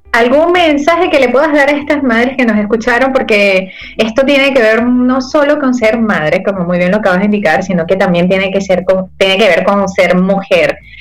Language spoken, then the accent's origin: Spanish; Ciudad Guayana, Bolívar, Venezuela; Yo también soy de allí